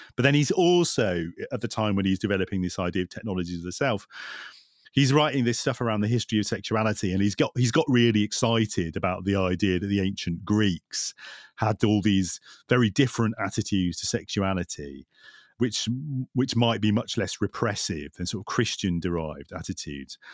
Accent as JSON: {"language": "English", "area": "Lancashire", "region": "North West England", "country": "United Kingdom", "tie": "born or raised there", "said": "in Lancashire, where I grew up"}